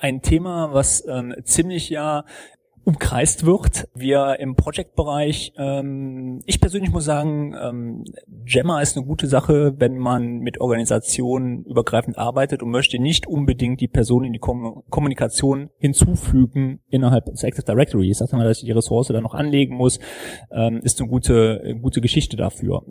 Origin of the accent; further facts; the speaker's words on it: Germany; bei uns in Deutschland